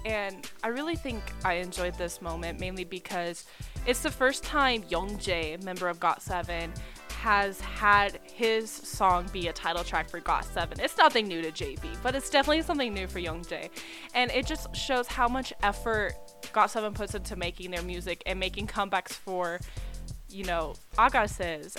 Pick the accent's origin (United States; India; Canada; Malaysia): United States; Texas; I'm from Texas.